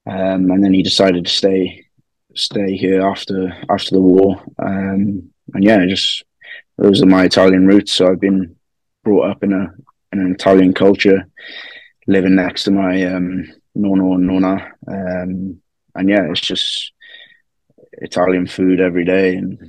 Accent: West Wales, United Kingdom; I was born in West Wales. My mother's Italian, my father's Welsh, and then my mother's parents, they came over after the World War

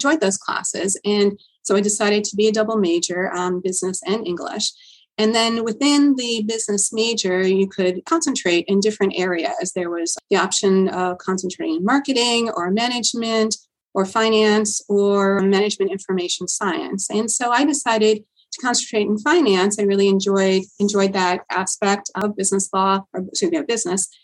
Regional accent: Port Jefferson, New York, United States; I grew up on Long Island in a small town called Port Jefferson

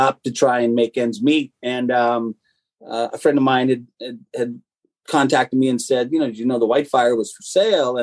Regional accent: Colorado Springs, Colorado, United States; also born or lived in Tucson, Arizona; My dad was in the military, so we moved to his final station in Colorado Springs, Colorado, and that's where I grew up.

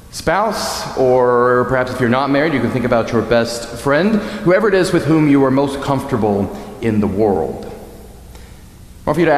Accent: New England, United States; I'm from New England.

